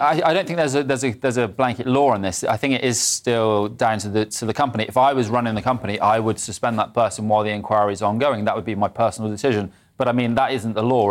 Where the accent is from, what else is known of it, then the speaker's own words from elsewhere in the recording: Bristol, South West England, United Kingdom; I'm from Bristol